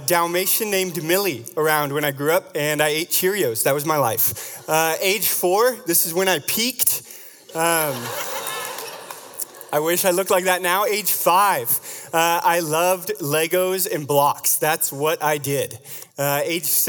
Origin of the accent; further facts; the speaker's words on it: Vashon, Washington, United States; you have to be creative growing up on Vashon to have fun.